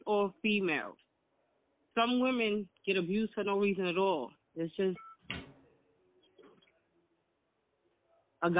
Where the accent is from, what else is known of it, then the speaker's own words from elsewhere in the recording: New York City, New York, United States; I'm from the Bronx